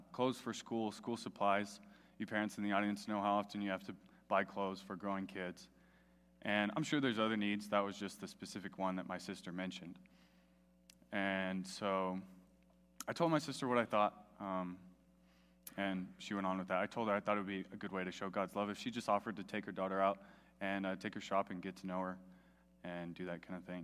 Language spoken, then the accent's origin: English; Melrose, United States; I grew up in Melrose, a little town 40 minutes from here